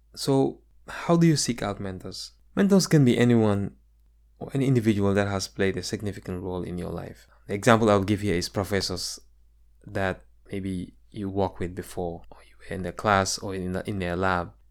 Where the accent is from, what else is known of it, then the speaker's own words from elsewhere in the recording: Gambia; moved away as an adult; now in United States; my experiences growing up in the Gambia.